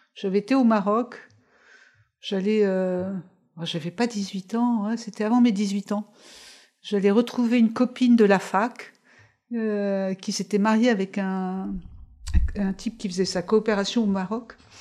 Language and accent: French; Paris, Île-de-France, France; moved away; also born or lived in Levallois-Perret / Italy; on habitait à Levallois avant et quand on a déménagé Beauvoir de la Bastille, pendant quelques mois, je suis allée là. Après, je suis allée sur l'île Saint-Louis